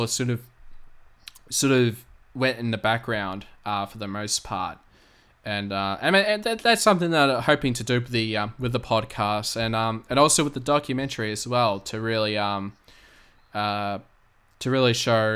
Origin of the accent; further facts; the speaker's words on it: Australia; I'm from Australia